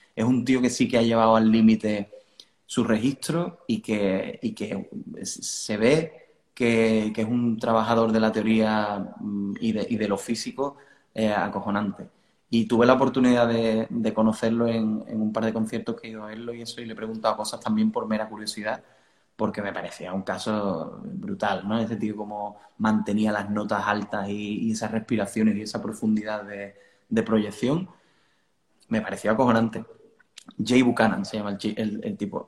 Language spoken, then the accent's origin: Spanish; Cádiz, Andalusia, Spain; also born or lived in Italy; yo nací aquí en Cádiz